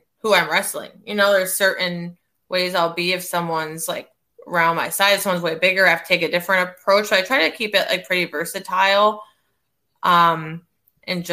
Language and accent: English; Scranton, Pennsylvania, United States; I'm from Scranton, Pennsylvania